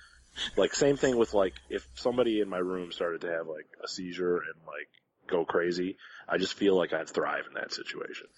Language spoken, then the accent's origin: English; Detroit, Michigan, United States; I'm from Detroit